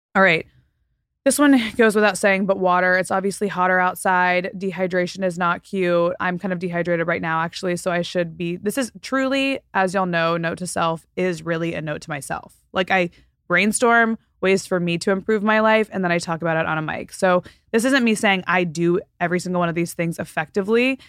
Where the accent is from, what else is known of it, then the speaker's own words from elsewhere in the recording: Texas, United States; also born or lived in Florida Panhandle, United States; now in Southern California, United States; And then I moved to Texas, and now I live in Southern California.